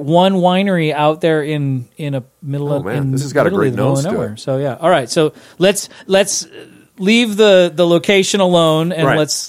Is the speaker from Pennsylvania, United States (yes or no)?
no; Arizona, United States; I'm from Arizona.